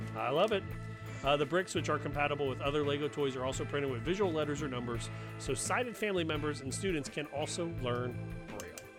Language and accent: English; Cincinnati, Ohio, United States; I'm from Cincinnati